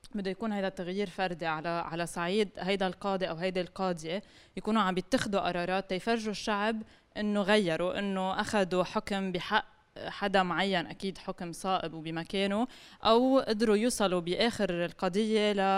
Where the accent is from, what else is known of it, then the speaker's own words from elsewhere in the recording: Lebanon; انا كمواطنه لبنانيه